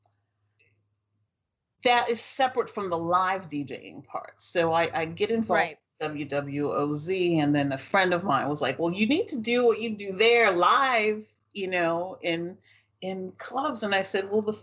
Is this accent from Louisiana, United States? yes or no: yes; New Orleans, Louisiana, United States; My growing up in New Orleans